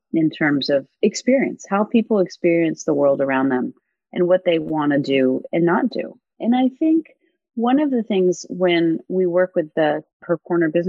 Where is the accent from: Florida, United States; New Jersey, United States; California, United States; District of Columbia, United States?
District of Columbia, United States; Washington; also born or lived in New Zealand; I grew up in Washington, D.C.